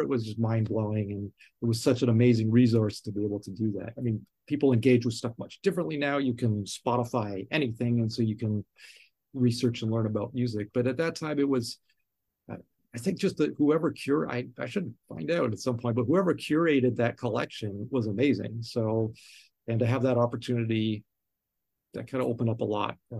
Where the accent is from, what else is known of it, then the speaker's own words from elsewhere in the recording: Toronto, Ontario, Canada; now in New York City, United States; Growing up in Toronto and Canada